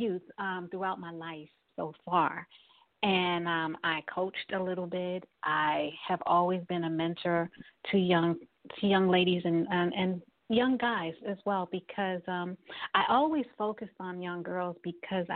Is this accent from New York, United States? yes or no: yes; New York City, New York, United States; I'm a native of New York. And I grew up in Brooklyn, born and raised in Brooklyn